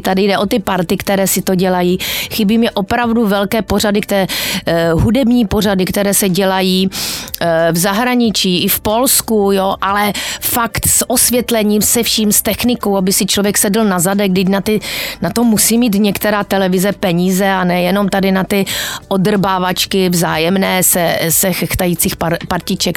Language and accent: Czech; Ostrava, Moravian-Silesian Region, Czechia; moved away; jsem z Ostravy, jsem ostravačka